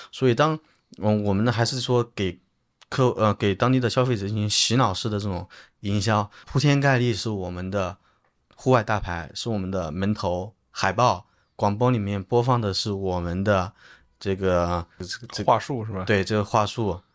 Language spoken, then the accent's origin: Chinese; China; 他看到我是中国人